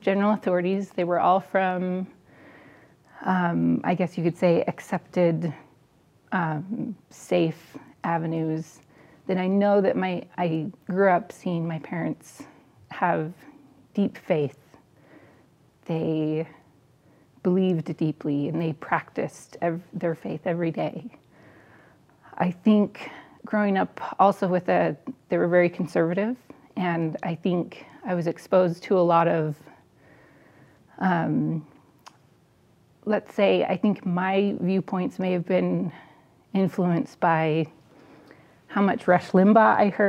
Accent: Southeast Idaho, United States; I grew up in Southeast Idaho, big family

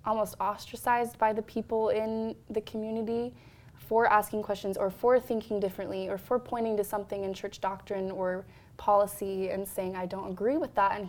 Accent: Salt Lake City, Utah, United States; I'm from Salt Lake City, so I'm predominantly Latter-day Saint environment, big wards

